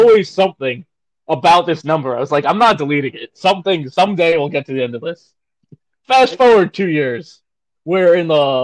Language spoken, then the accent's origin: English; New York City, New York, United States; Both being from downstate New York, he happened to be from Long Island. I'm from Staten Island